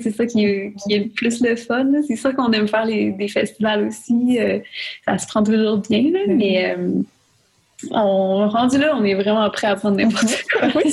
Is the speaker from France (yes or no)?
no; Saguenay, Quebec, Canada; moved away; je pouvais plus aller au Saguenay